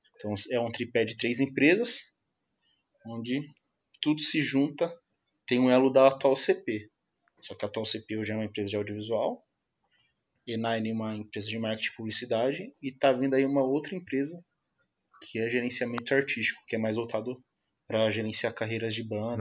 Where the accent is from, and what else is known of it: Campinas, São Paulo, Brazil; born or raised there; also born or lived in Vila Velha, Espírito Santo